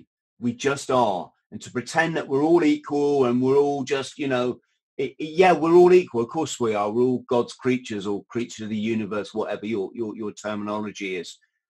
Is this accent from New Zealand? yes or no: no; United Kingdom; The other thing, which especially as a Brit, which is quite interesting, is you don't drink during the week.